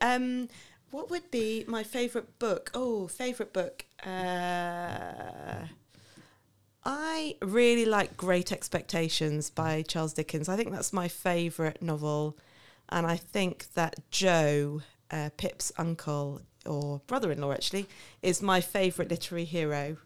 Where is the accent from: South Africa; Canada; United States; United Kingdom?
United Kingdom; Milton Keynes, South East England; moved away as an adult; now in Paris, France; I'm originally from Milton Keynes, which I know is the butt of many a joke.